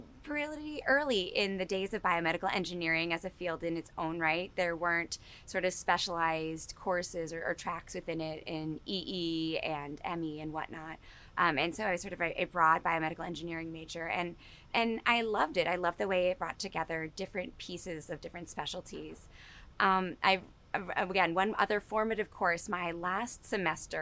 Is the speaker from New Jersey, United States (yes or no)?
yes; Newark, New Jersey, United States; I grew up in Newark, New Jersey